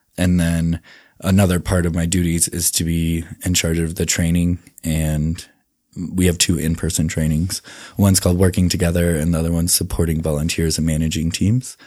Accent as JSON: {"language": "English", "town": "Indianapolis", "region": "Indiana", "country": "United States", "tie": "born or raised there", "also_born_or_lived": "South Dakota", "moved": "yes", "lives_now": "Salt Lake City, United States"}